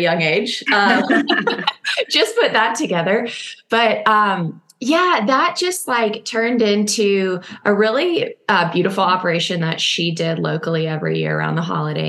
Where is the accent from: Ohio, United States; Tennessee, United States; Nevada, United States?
Tennessee, United States; Nashville; now in Austin, United States; I'm from Nashville.